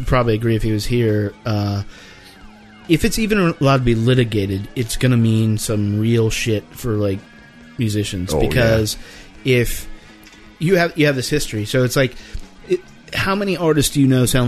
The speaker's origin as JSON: {"language": "English", "town": "Lynchburg", "region": "Virginia", "country": "United States", "tie": "born or raised there", "said": "My hometown, there's actually a Jesus mountain"}